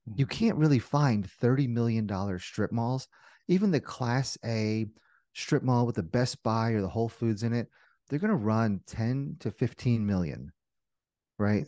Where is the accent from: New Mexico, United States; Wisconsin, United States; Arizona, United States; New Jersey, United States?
New Jersey, United States; moved away as an adult; also born or lived in Indiana; born and raised in Jersey, went to school in Indiana